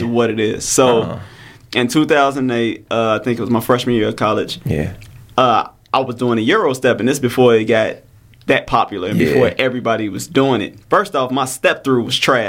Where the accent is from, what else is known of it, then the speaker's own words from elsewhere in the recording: Chicago, Illinois, United States; I'm from Chicago